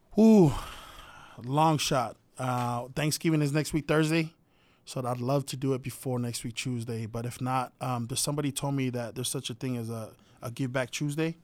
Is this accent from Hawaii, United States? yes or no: yes; Hawaii, United States; I'm from Hawaii